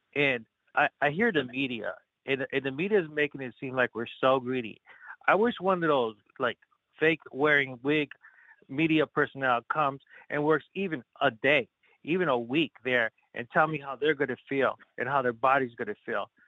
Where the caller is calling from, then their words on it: Kentucky, United States; I'm calling from Kentucky.